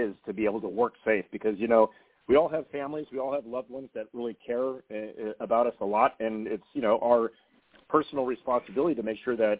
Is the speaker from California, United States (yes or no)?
yes; Manhattan Beach, California, United States; I was born and raised in Manhattan Beach, California